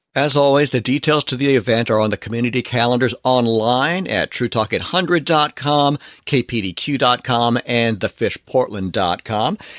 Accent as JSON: {"language": "English", "area": "Long Island", "region": "New York", "country": "United States", "tie": "born or raised there", "moved": "yes", "said": "growing up on Long Island in New York"}